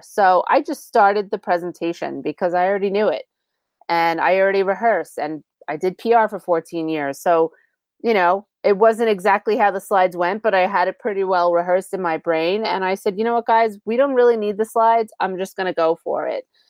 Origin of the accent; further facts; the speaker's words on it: New York, United States; I'm from New York